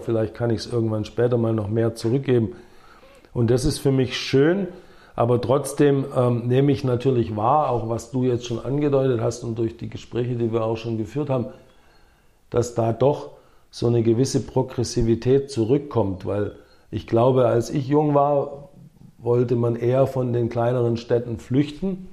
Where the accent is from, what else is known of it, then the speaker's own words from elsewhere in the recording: Herrenberg, Baden-Württemberg, Germany; first language English; moved away; also born or lived in Sindelfingen / United States; Herrenberg meine Heimatstadt ist